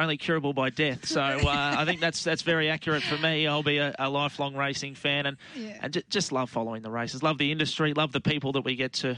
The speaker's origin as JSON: {"language": "English", "town": "Bundaberg", "region": "Queensland", "country": "Australia", "tie": "born or raised there", "said": "Always good to get back to my hometown, and great to call Bundaberg on Saturday"}